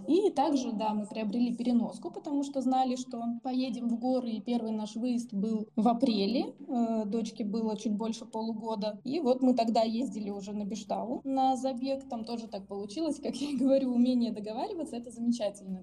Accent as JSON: {"language": "Russian", "region": "Siberia", "country": "Russia", "moved": "yes", "lives_now": "Moscow, Russia", "said": "Мы оба сибиряки э, и живем в Москве"}